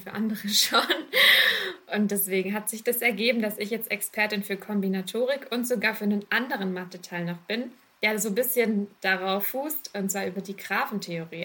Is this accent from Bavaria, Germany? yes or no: no; Rottweil, Baden-Württemberg, Germany; Ich komme ursprünglich aus Rottweil.